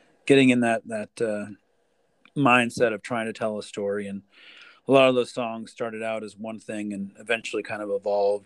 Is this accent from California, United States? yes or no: no; Knoxville, Tennessee, United States; moved away as an adult; also born or lived in Boston area; now in Boston, United States; I grew up in Knoxville